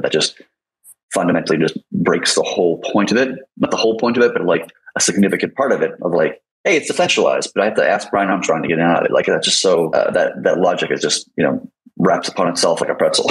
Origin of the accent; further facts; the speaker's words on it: United States; I'm American